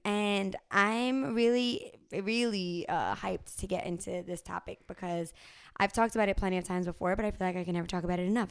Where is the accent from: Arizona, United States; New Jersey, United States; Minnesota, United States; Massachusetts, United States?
New Jersey, United States; also born or lived in Bronx, New York; I was born in the Bronx, grew up in New Jersey